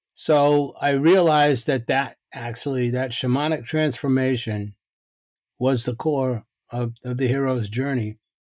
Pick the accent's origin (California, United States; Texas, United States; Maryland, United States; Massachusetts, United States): Massachusetts, United States; Boston; I grew up in Boston